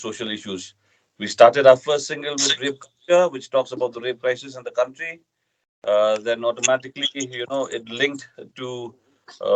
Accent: Northeast India, India; we are Dymbur from Northeast India.

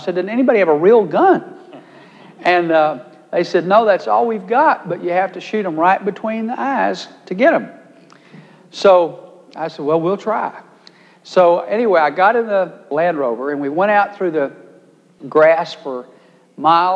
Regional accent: Texas, United States; my great weakness as a Texan from a ranch

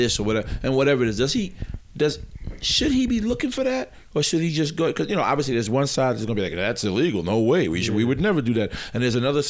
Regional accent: New York, United States; I'm from New York

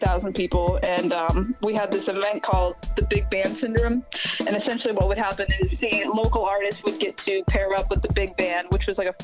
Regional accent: Hollis, Maine, United States; I'm from Hollis, Maine, which a lot of people probably haven't heard of, but that's where I'm from

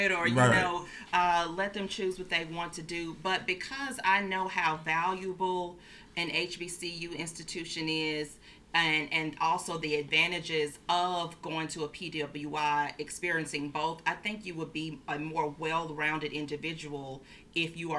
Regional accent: Jackson, Mississippi, United States; also born or lived in New Orleans / Oxford, Mississippi; I'm originally from Jackson, Mississippi.

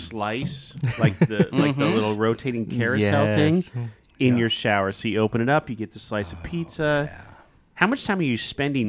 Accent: Kansas, United States; So the town I grew up in Kansas had less than 6,000 people, and that was small.

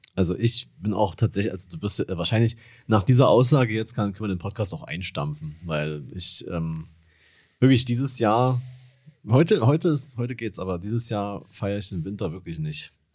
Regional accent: Dresden, Saxony, Germany; ich komme aus Dresden

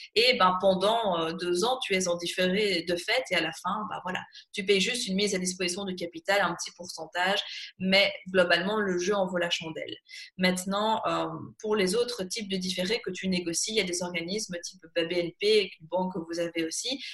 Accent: Belgium

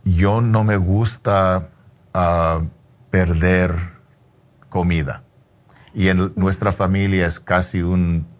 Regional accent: Mexico; Como mexicano

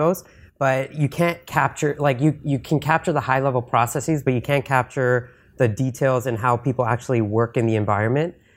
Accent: Canada; I'm from Canada.

